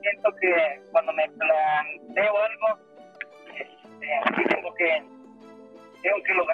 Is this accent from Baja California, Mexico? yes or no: no; Puebla, Mexico; me siento orgulloso de poder este, poner en alto lo que es Puebla, Puebla en el boxeo.